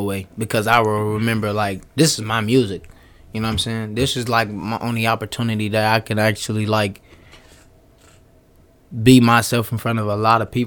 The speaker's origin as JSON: {"language": "English", "town": "Chicago", "region": "Illinois", "country": "United States", "tie": "born or raised there", "moved": "yes", "lives_now": "Des Moines, United States", "said": "I'm from Chicago"}